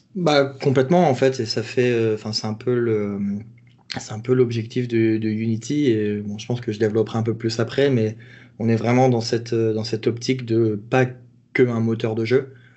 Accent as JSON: {"language": "French", "country": "France", "said": "moi, en tant que Français"}